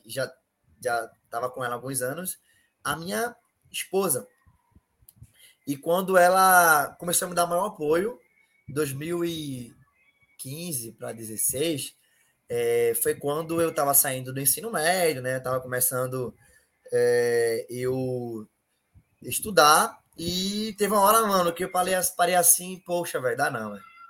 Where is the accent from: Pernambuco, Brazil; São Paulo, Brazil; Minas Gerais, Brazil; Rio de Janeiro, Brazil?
Pernambuco, Brazil; Recife; eu moro na Ilha do Janeiro, um bairro, uma periferia aqui em Recife